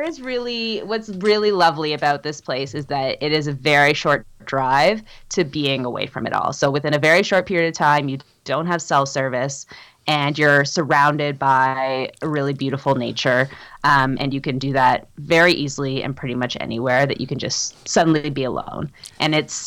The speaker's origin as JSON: {"language": "English", "town": "Toronto", "region": "Ontario", "country": "Canada", "tie": "born or raised there", "moved": "as an adult", "lives_now": "Whitehorse, Canada", "said": "I grew up in Toronto and I spent my whole life there."}